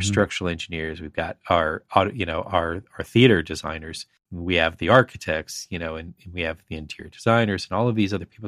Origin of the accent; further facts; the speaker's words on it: Central Florida, United States; now in East Coast, United States; It's in Central Florida where I was